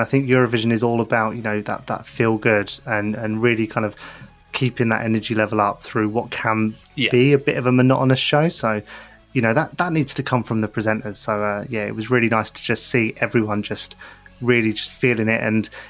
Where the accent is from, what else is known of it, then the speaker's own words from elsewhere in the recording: United Kingdom; I'm British